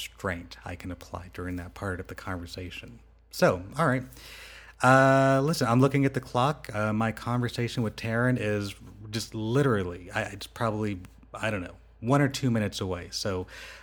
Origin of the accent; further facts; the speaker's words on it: Rancho Cucamonga, California, United States; moved away as an adult; now in Las Vegas, United States; I grew up in Rancho Cucamonga.